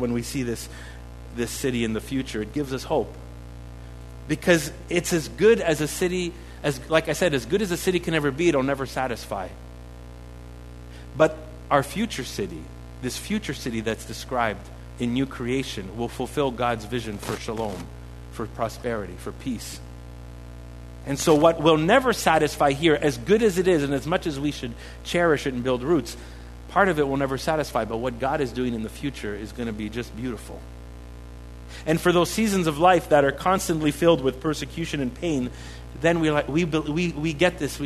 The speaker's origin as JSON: {"language": "English", "town": "Montreal", "region": "Quebec", "country": "Canada", "said": "we're from Montreal."}